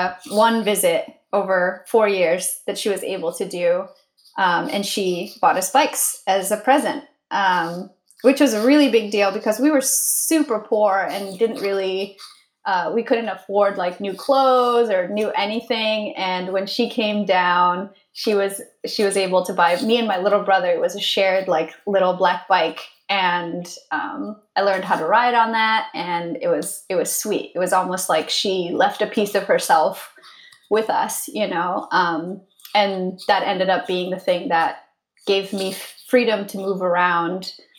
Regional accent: India; also born or lived in Connecticut, United States; I'm from the Himalayas. Like, that's what my body says. But physically I'm from like India and Connecticut in the US.

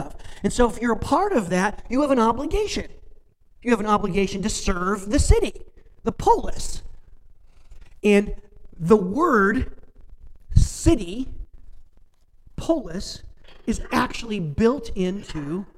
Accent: Warren, Indiana, United States; moved away as an adult; now in Sebewaing, United States; I grew up in Warren, Indiana

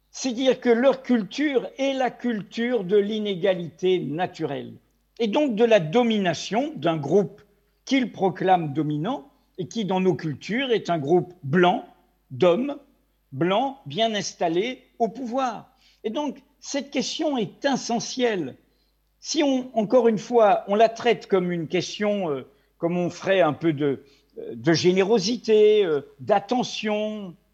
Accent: Brittany, France; also born or lived in Maghreb; jusqu'à l'âge de 10 ans, et ensuite euh, au Maghreb jusqu'à l'âge de 18 ans. Comme je dis souvent, je suis un Breton ou un Français d'outre-mer.

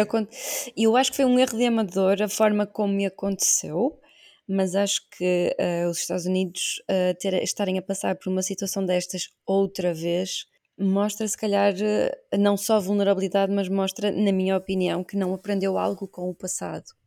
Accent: Portugal; como portuguesa

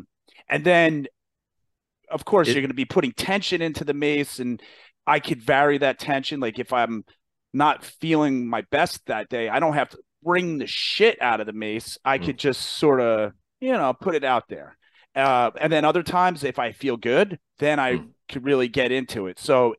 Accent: New Jersey, United States; New Jersey.

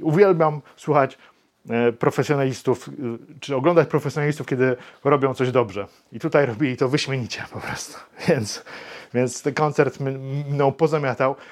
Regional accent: Wrocław, Lower Silesian Voivodeship, Poland; Ja z Wrocławia jestem

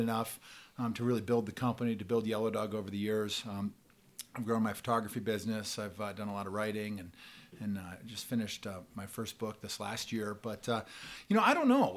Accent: Bend, Oregon, United States; moved away; I grew up in Bend, Oregon

